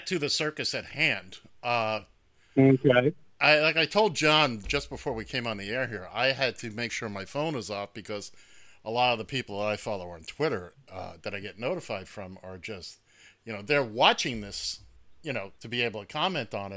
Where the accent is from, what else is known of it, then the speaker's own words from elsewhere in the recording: New York City, New York, United States; I'm some schmuck from Queens.